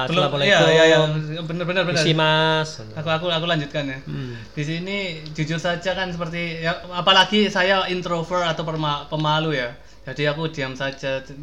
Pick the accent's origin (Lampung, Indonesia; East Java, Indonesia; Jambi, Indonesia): East Java, Indonesia; Pasuruan; meskipun saya dari Pasuruan ya udah bertahun-tahun ternyata setelah saya kuliah itu ya pop culture-nya itu nggak ya jadi nggak nggak ya sekompleks yang saya alami bertahun-tahun di Pasuruan